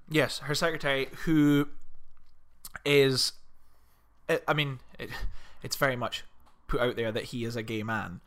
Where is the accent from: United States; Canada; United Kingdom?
United Kingdom; Scotland; we're Scottish